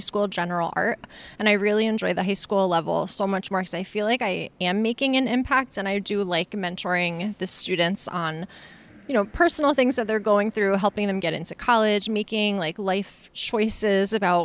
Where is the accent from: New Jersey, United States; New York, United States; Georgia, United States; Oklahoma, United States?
New Jersey, United States; Sussex County; I grew up in Sussex